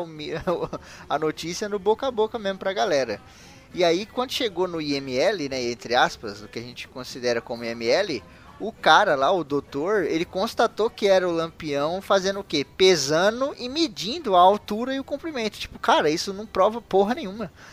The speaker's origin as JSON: {"language": "Portuguese", "country": "Brazil", "said": "eu, como brasileiro conhecedor da história do meu país"}